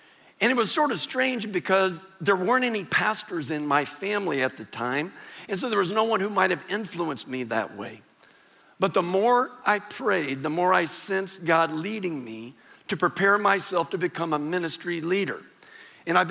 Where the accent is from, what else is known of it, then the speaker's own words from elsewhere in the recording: San Antonio, Texas, United States; I grew up here in San Antonio, went to high school here in San Antonio